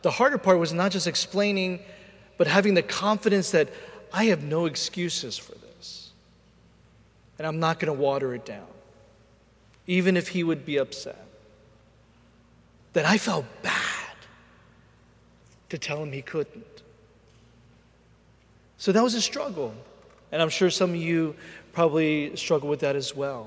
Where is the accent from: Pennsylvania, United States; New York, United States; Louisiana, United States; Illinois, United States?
Pennsylvania, United States; Philadelphia; I'm from Philadelphia, born and raised.